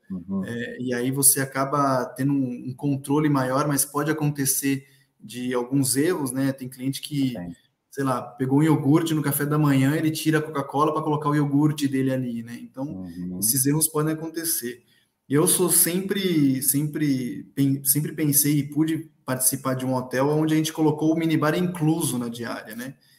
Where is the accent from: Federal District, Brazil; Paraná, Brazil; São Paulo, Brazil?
São Paulo, Brazil; eu sou de São Paulo